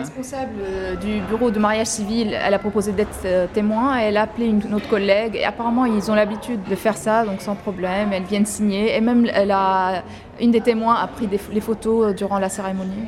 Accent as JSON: {"language": "French", "country": "Lebanon", "said": "je suis libanaise, architecte"}